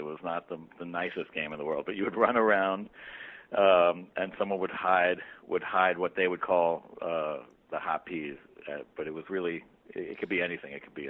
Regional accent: New York City, New York, United States; I grew up in Brooklyn.

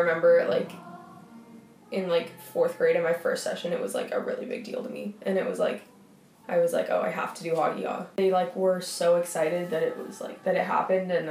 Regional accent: San Mateo, California, United States; I'm from San Mateo, California

